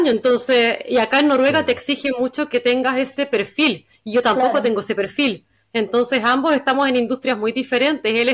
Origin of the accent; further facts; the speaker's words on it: Concepción, Biobío, Chile; moved away as an adult; now in Stavanger, Norway; Yo soy de Concepción